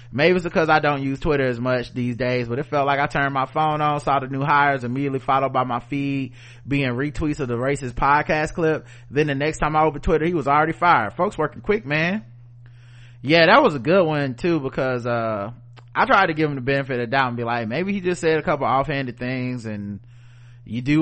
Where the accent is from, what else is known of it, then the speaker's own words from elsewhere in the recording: Jamaica; This may be a sore spot for folks. I'm Jamaican, so I know it.